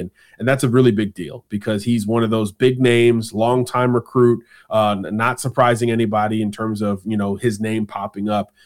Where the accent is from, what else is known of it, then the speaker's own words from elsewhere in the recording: Florida, United States; my home state.